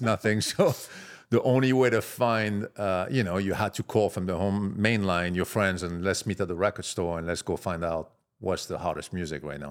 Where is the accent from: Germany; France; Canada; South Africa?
France; Marseille, Provence-Alpes-Côte d'Azur; accent: French; moved away; I'm from Marseille, south of France.